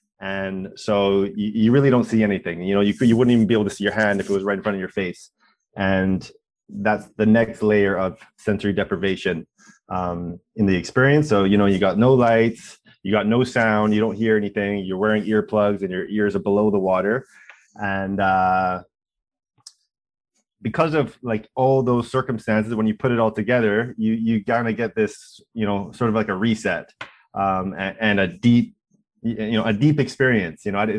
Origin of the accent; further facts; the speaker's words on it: Vancouver, British Columbia, Canada; now in Toronto, Canada; We came here from Vancouver to do it. That was sort of part of our origin story.